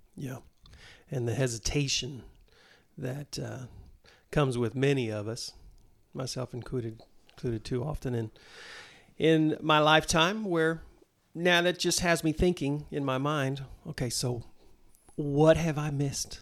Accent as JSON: {"language": "English", "town": "Mulvane", "region": "Kansas", "country": "United States", "tie": "born or raised there", "said": "grew up down in Mulvane, Kansas"}